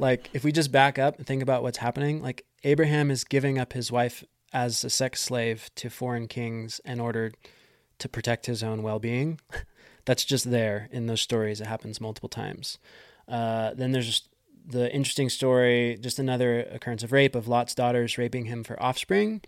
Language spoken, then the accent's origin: English; United States; as an American